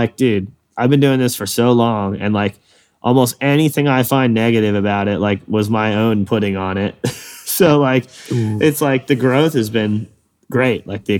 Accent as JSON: {"language": "English", "region": "East Coast", "country": "United States", "said": "I like to be out in the West Coast and I'm from the East Coast."}